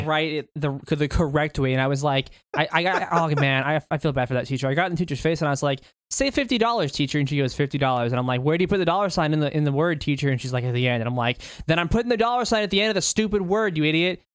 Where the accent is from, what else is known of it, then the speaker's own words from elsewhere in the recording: Kentucky, United States; also born or lived in Alaska; I actually grew up in T, Kentucky